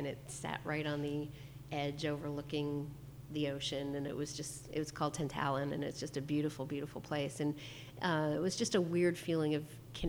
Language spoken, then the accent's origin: English; Long Island, New York, United States; now in California, United States; because I grew up on Long Island, I always anticipated that I would live in Manhattan one day, and I never did, because we moved to California.